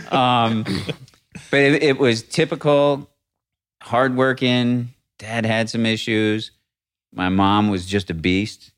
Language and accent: English; Rochester, New York, United States; moved away; I was raised in Rochester, New York.